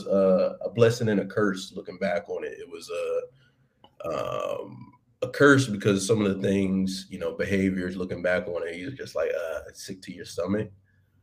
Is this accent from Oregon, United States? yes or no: no; Baltimore, Maryland, United States; moved away as an adult; also born or lived in Washington, D.C. / Alexandria, Virginia; Born and raised in Baltimore, Maryland